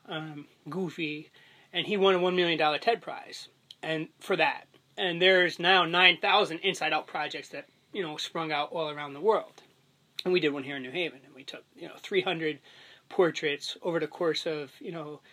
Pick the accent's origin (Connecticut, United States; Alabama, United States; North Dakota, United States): Connecticut, United States; West Haven; born or raised there